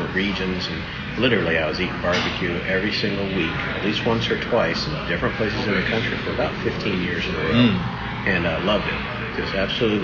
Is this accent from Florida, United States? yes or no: yes; Jacksonville, Florida, United States; moved away as an adult; also born or lived in Texas; now in Winter Park, United States; Growing up in Florida, in Jacksonville